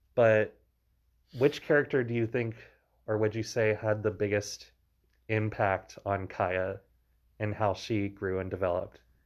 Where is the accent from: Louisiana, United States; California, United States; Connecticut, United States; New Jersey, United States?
Louisiana, United States; I grew up in Louisiana